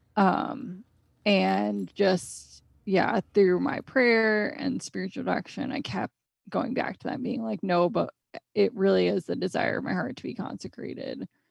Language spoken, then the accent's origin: English; Connecticut, United States; I grew up in Connecticut, so I've always lived here.